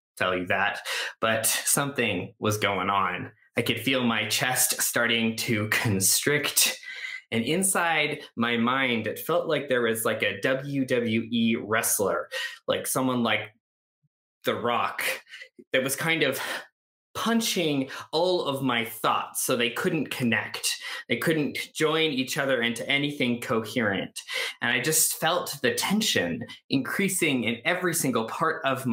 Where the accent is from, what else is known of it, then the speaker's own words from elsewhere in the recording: Canada; I grew up in Canada.